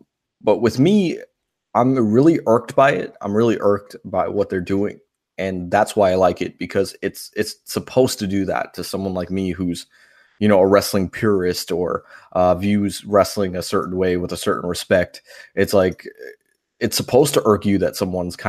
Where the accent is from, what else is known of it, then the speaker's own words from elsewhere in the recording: New York, United States; moved away; where I grew up in New York